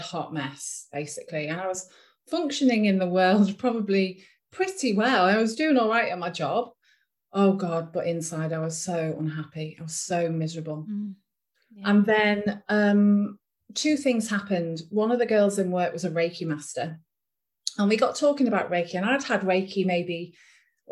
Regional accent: Ormskirk, North West England, United Kingdom; I'm from England, a small town in the northwest of England called Ormskirk

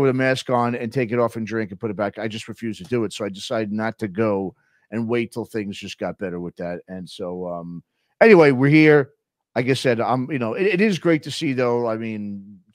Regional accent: New York, United States; moved away as an adult; also born or lived in San Diego; growing up in New York

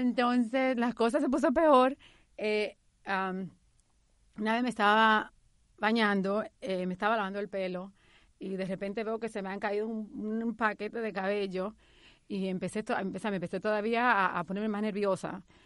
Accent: Dominican Republic; moved away as an adult; also born or lived in New York; now in United States; hace 16 años cuando inmigré de la República Dominicana a Nueva York

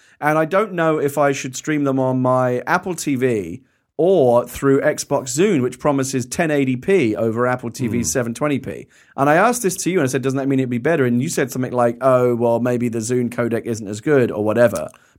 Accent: London, United Kingdom; from London, and my trivia about my hometown is that the Queen of England lives there.

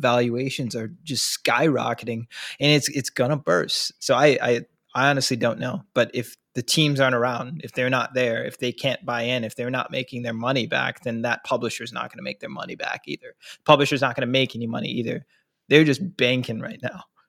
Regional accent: Minnesota, United States; I'm from Minnesota too

